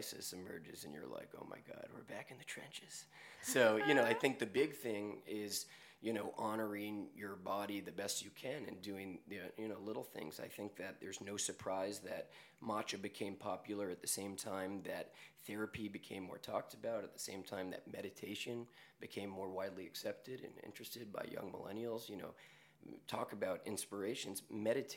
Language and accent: English; New York, United States; I'm born and raised in New York, as is my brother, and growing up in the city